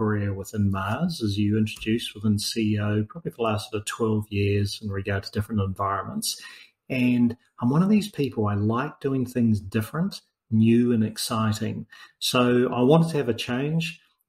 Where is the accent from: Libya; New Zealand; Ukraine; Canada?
New Zealand; now in Australia; So I'm a New Zealander originally, even though I live in Australia.